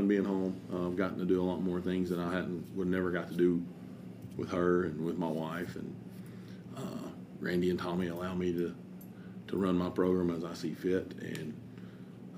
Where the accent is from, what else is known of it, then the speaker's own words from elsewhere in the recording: New Market, Tennessee, United States; also born or lived in West Georgia; I'm in Jefferson County. I was born and raised on Old Danders Pike in New Market, Tennessee. And this is where I'm from.